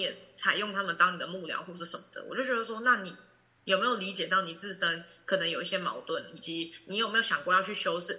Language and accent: Chinese; Taiwan; 我们台湾人